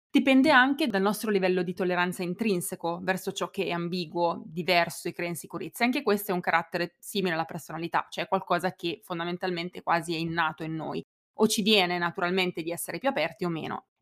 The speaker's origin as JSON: {"language": "Italian", "country": "Italy", "tie": "born or raised there", "said": "è americano, io italiana, lui è cresciuto in mille posti diversi del mondo, io fino a 18 anni nel mio paesino di 7000 abitanti senza mai viaggiare"}